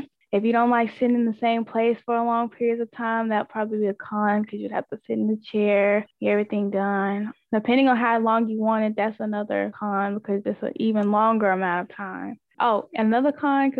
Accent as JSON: {"language": "English", "town": "Pinola", "region": "Mississippi", "country": "United States", "said": "I am from Pinola, Mississippi"}